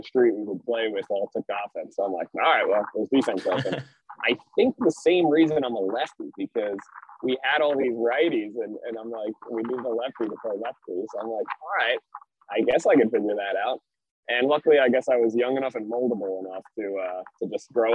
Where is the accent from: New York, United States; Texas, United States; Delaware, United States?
New York, United States; Long Island; I grew up on Long Island, New York